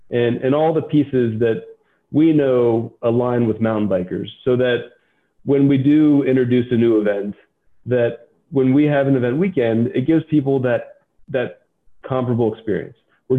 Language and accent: English; Fort Worth, Texas, United States; moved away as an adult; also born or lived in Tucson, Arizona; I grew up in Fort Worth, Texas. I got to watch the beginning of the Renaissance for downtown Fort Worth. I came to Tucson for the U